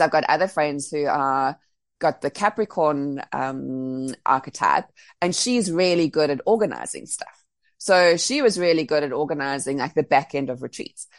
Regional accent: Cape Town, Western Cape, South Africa; moved away as an adult; also born or lived in Bali; now being back in Cape Town, Cape Town's my my hometown, so my family's here

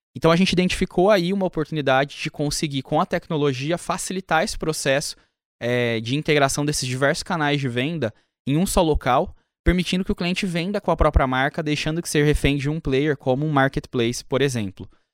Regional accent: Ribeirão Preto, São Paulo, Brazil; eu sou do interior de São Paulo, Ribeirão Preto

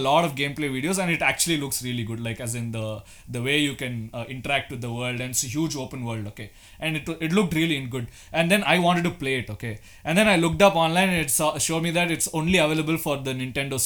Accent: India; we are Indian

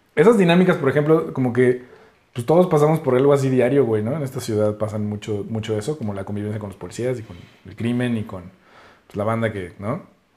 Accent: Mexico City, Mexico; nosotros somos de aquí, del DF y de la Ciudad de México

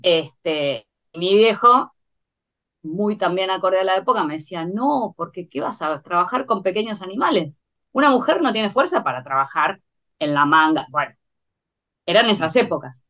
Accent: Buenos Aires, Argentina; nací en Capital Federal

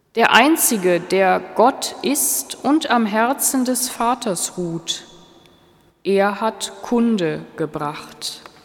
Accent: Germany; Ich als Deutsche

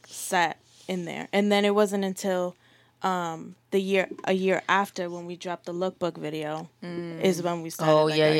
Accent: Providence, Rhode Island, United States; also born or lived in East Providence; Well, I grew up in Prov until I was in like fourth going into fifth grade.

